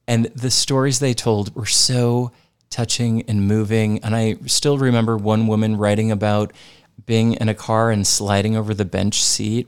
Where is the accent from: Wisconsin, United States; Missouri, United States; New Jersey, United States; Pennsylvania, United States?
Missouri, United States; St. Louis; I grew up in Saint Louis, Missouri, in the suburbs